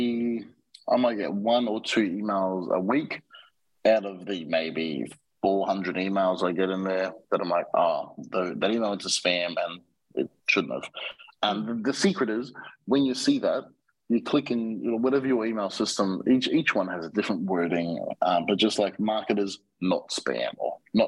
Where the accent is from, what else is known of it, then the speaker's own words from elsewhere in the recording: Australia; now in Mexico; I'm an Australian citizen